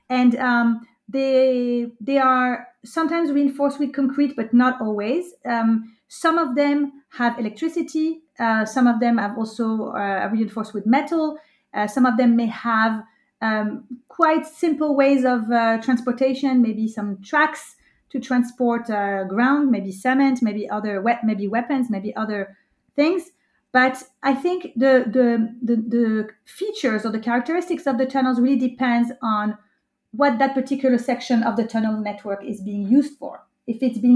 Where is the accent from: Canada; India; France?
France; also born or lived in United States / United Kingdom; now in Israel; I've lived in Israel for the past 18 years, and I'm originally from France, but I've lived in the U.S. and in the U.K.